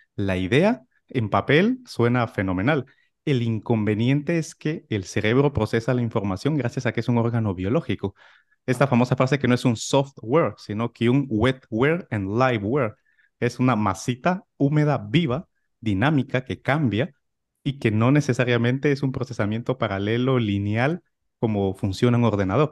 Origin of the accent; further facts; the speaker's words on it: Guatemala; moved away as an adult; also born or lived in Madrid, Spain; now in Palma de Mallorca, Spain; nací en Guatemala, hice la carrera de medicina allí